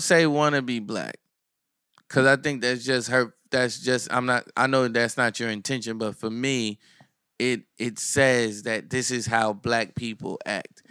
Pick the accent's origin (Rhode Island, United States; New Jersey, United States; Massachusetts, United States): New Jersey, United States; Neptune; I'm from Asbury, I'm from Neptune